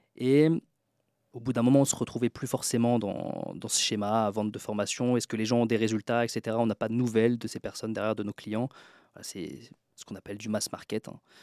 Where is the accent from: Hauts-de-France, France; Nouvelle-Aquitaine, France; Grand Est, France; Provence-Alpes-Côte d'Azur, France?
Grand Est, France; Troyes; now in Tallinn, Estonia; d'où je viens, donc je viens de Troyes, dans l'Aube, en France, euh, donc de la campagne